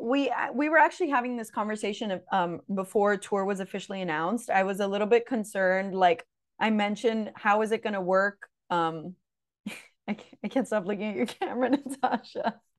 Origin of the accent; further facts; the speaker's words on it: Florida, United States; we're from Florida